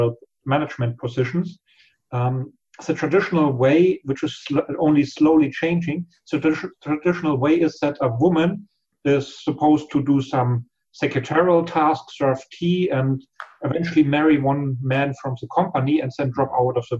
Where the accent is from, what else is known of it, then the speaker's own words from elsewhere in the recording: Germany; We Germans